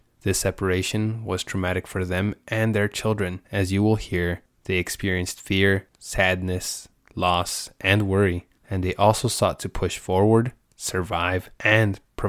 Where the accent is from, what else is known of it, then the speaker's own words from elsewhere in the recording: Guadalajara, Jalisco, Mexico; moved away as an adult; now in United States; Okay, I was born in Guadalajara, Jalisco. I grew up there with my parents.